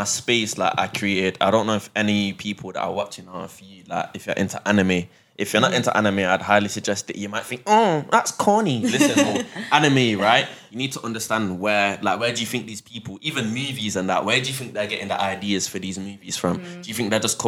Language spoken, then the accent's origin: English; Manchester, North West England, United Kingdom; born and bred in Manchester. I was born at St. Mary's Hospital. I've never left England.